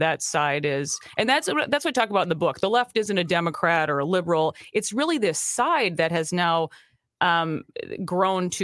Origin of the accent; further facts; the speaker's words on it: Minnesota, United States; as a Minnesotan